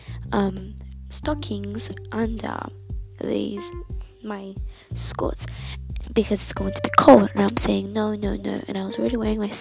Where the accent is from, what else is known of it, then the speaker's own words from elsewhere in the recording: Australia; I'm Australian. I live in Australia